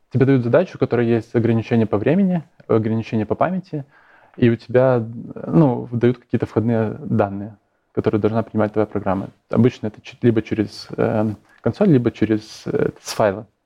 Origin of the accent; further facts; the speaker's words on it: Ivye, Grodno Region, Belarus; я из Иве, такой маленький городок в, Гро- в Гродненской